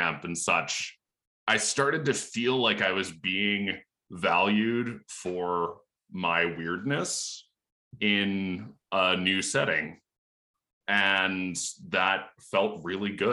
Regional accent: Lancaster County, Pennsylvania, United States; I grew up in Lancaster County, Pennsylvania, which is very rural

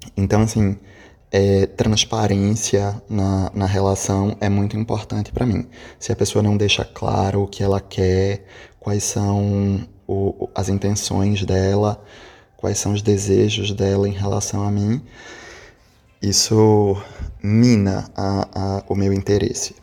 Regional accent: Recife, Pernambuco, Brazil; eu sou de Recife

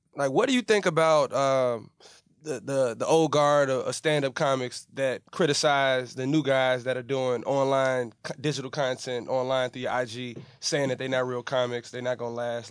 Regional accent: Chicago, Illinois, United States; I'm from Chicago, it's a Midwest thing

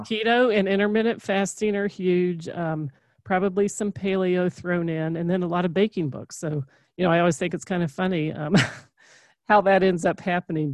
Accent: Kentucky, United States; we're from Kentucky

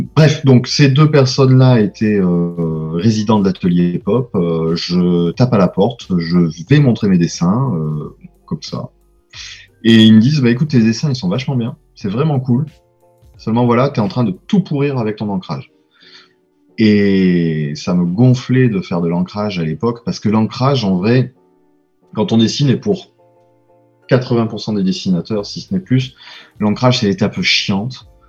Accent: Provence-Alpes-Côte d'Azur, France; accent: Provençal; moved away as an adult; also born or lived in Lille / Tours; je suis provençal, ça s'entend un peu

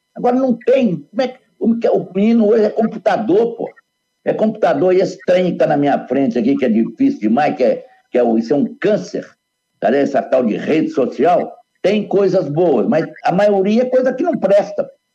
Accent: Minas Gerais, Brazil; voltando para a minha terra

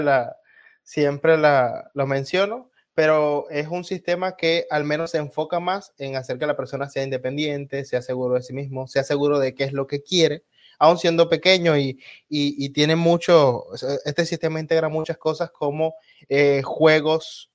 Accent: Venezuela

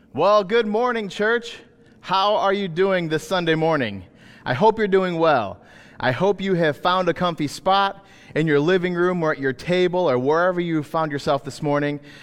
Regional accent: Michigan, United States; growing up in Michigan

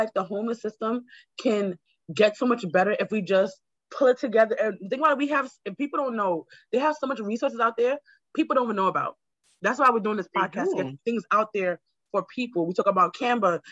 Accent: Jamaica; also born or lived in Queens, New York; now in New York, United States; I'm Jamaican

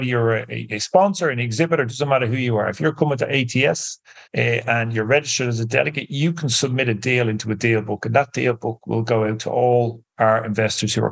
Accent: Ireland; I'm Irish

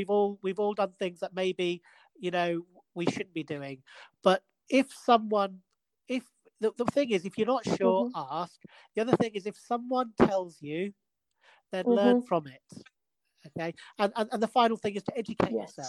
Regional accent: Edinburgh, Scotland, United Kingdom; I'm from Edinburgh, you know, that's where I was born.

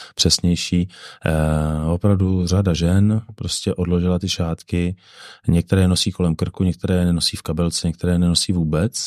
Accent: Bohemia, Czechia; jsem z Čech

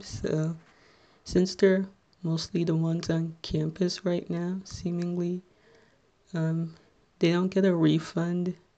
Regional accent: Little Ferry, New Jersey, United States

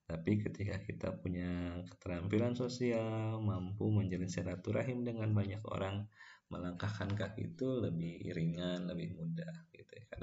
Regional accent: Bandung, West Java, Indonesia; also born or lived in Ciamis / Garut; dan besar di Garut dan Bandung gitu. bahkan sekarang menetap di Bandung dan bekerja di Tasikmalaya

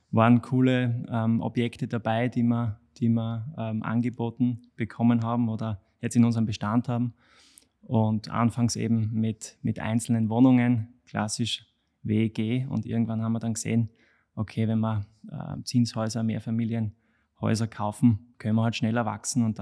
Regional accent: Leibnitz, Styria, Austria; moved away as an adult; now in Graz, Austria; bin 32 Jahre alt, ähm, komme ursprünglich aus, aus Leibniz, aus der Südsteiermark.

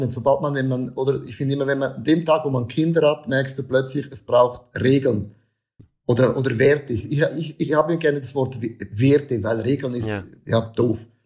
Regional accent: Switzerland; bei uns in der Schweiz, in der Church

